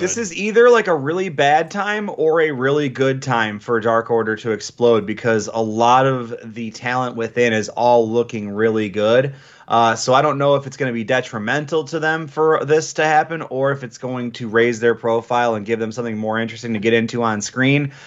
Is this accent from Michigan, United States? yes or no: yes; Michigan, United States; a native Michigander